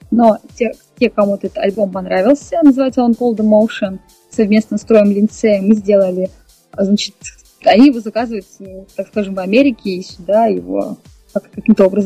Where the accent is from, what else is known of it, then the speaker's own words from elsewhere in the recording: Ural, Russia; born there; Так как сама я родилась на Северном Урале, конечно же, там у нас немного сурово, так скажем